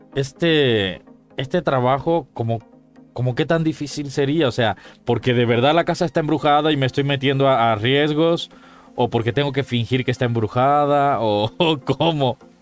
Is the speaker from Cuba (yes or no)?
yes; Cuba; moved away; En mi tierra, en mi país, Cuba